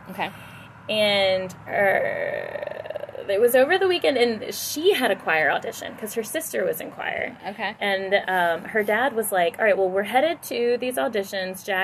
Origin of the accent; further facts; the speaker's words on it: Louisiana, United States; my voice teacher, it was down in Louisiana. Okay. In my hometown, you know, I had no idea what I wanted to do with my life whatsoever.